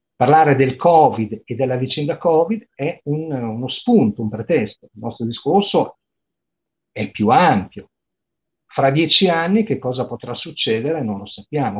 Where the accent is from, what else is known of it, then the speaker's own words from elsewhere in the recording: Parma, Emilia-Romagna, Italy; io sono di Parma, anche qua a Parma